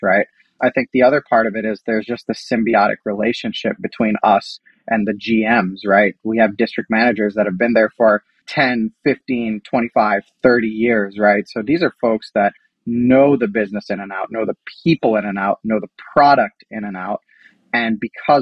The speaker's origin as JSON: {"language": "English", "town": "Columbus", "region": "Ohio", "country": "United States", "moved": "yes", "lives_now": "New York, United States", "said": "we're all from Columbus, Ohio. We're all Ohio State alumni. We grew up with Donatos."}